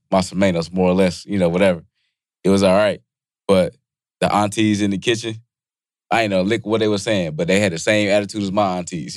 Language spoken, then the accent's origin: English; Bennettsville, South Carolina, United States; moved away; also born or lived in York, South Carolina; I'm from South Carolina